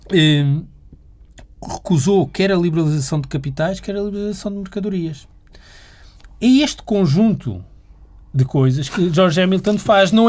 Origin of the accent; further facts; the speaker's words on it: Portugal; Portanto, qual é o, nós, como portugueses, estamos disponíveis a também transferir estas competências?